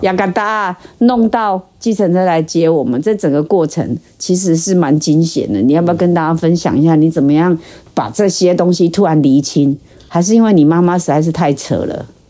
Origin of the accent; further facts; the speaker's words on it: Taiwan; 我们台湾人的态度